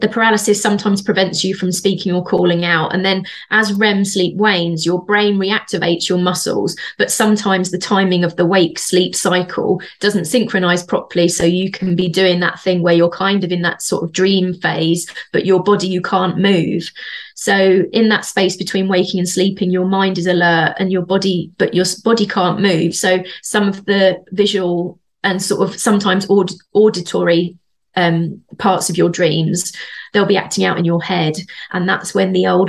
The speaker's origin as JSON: {"language": "English", "town": "Bedford", "region": "East of England", "country": "United Kingdom", "accent": "Bedford", "said": "That was my Bedford accent."}